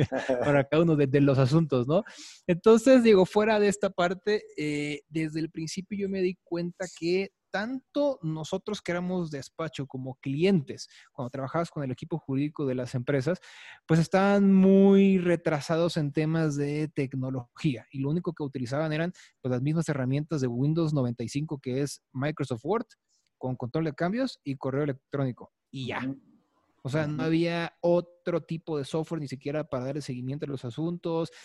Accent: Chiapas, Mexico; now in Mexico City, Mexico; yo no soy de aquí del DF, yo soy de Chiapas

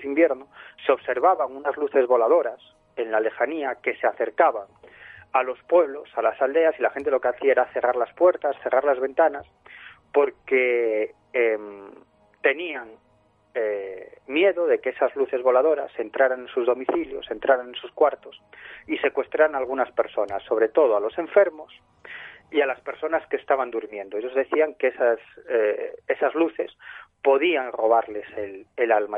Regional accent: Galicia, Spain; yo soy gallego

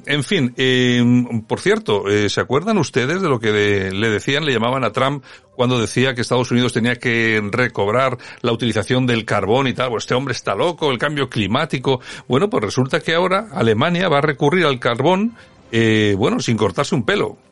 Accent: Spain; nosotros como españoles

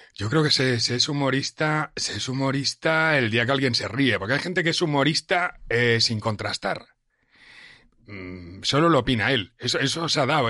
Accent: Catalonia, Spain; moved away as an adult; now in Madrid, Spain; Yo cuando llegué aquí como, joven catalán

